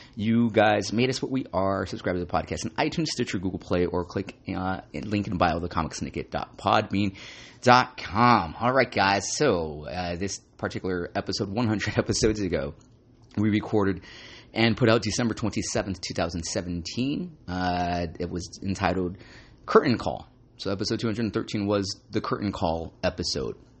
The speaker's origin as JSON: {"language": "English", "town": "Santa Ana", "region": "California", "country": "United States", "tie": "born or raised there", "said": "I love going to the Frida Cinema or theater in Santa Ana, uh, my hometown."}